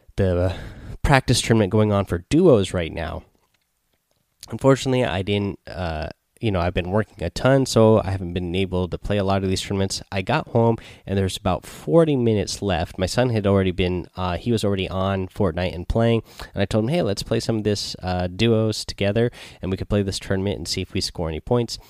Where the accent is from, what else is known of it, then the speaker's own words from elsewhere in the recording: Seattle, Washington, United States; I am from Seattle here